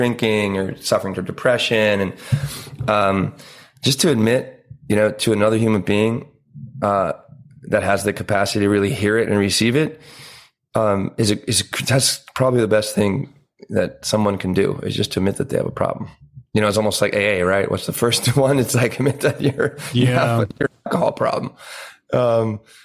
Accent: Pennsylvania, United States; moved away; a lot of the family is still where I grew up in Pennsylvania.

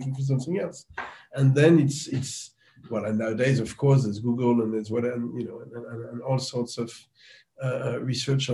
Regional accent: France; I grew up in France

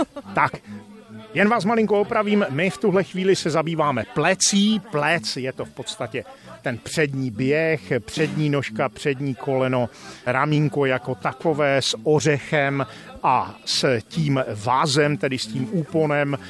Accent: Silesia / Lachia, Moravian-Silesian Region, Czechia; tady u nás ve Slezsku, Lašsku, Valašsku, jak chcete, zkrátka v našem kraji

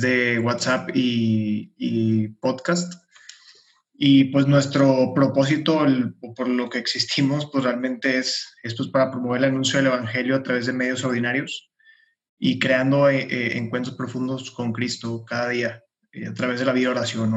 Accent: Monterrey, Nuevo León, Mexico; de Monterrey, tengo 26 años

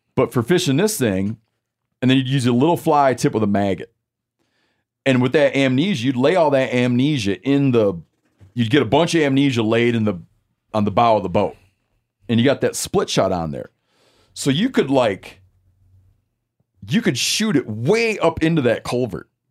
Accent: Lake Michigan, United States; moved away; when I was growing up in Lake Michigan

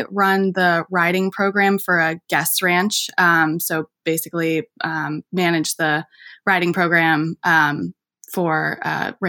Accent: Vermont, United States; I grew up in Vermont, and that's where I am right now.

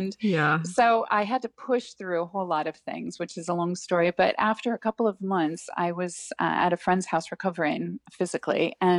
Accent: United States; accent: American; hello, and people ask where I was from in America. And I'm finding that now more people are asking if I'm Canadian, which is interesting. So It must have a bit of like a softer American accent, maybe?

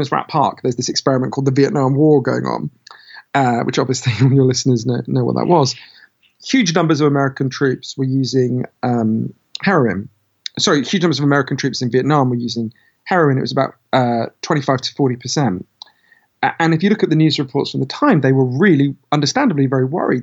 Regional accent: United Kingdom; my home country, Britain

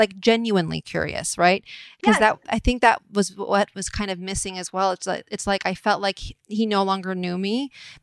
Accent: Atherton, California, United States; I was raised right in Atherton.

